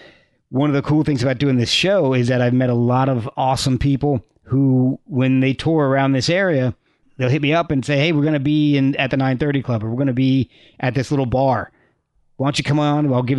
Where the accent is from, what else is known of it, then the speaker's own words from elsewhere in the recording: New Jersey, United States; moved away as an adult; also born or lived in Texas / Virginia; I was born in Texas, moved to New Jersey, Virginia, back to New Jersey. And then I was in New Jersey from about fourth grade until I left for college.